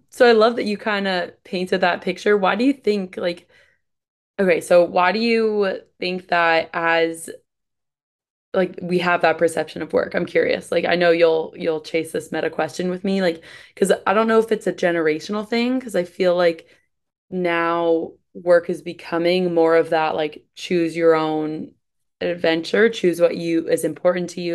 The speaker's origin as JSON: {"language": "English", "region": "East Coast", "country": "United States", "moved": "as an adult", "lives_now": "Midwest, United States", "said": "I'm from East Coast, moved to the Midwest"}